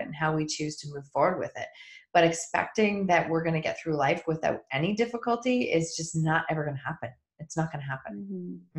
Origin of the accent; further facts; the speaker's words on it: Kitchener, Ontario, Canada; we are both from Kitchener Waterloo